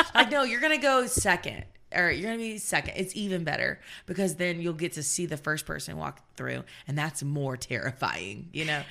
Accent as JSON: {"language": "English", "region": "the South", "country": "United States", "said": "I'm from the South"}